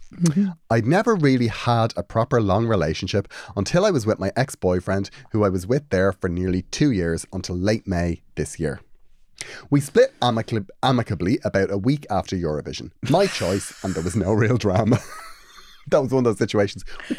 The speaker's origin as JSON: {"language": "English", "town": "Carrickfergus", "region": "Northern Ireland", "country": "United Kingdom", "said": "Also, I'm from Carrickfergus, Green Island."}